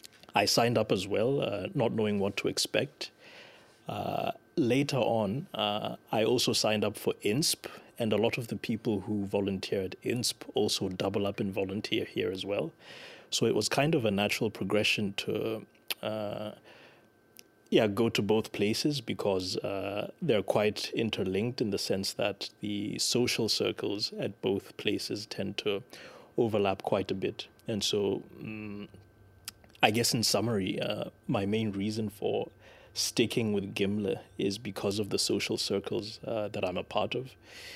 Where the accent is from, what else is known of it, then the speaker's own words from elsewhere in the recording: Lesotho; moved away as an adult; now in Denmark; And I'm from Lesotho.